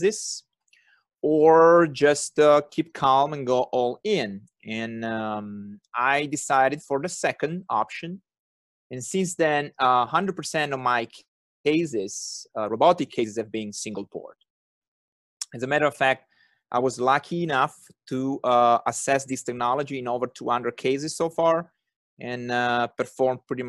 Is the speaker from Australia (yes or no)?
no; Turin, Piedmont, Italy; accent: thick Italian; English is a second language; moved away; I was born and raised in Torino, which is a nice city in the northwestern part of the country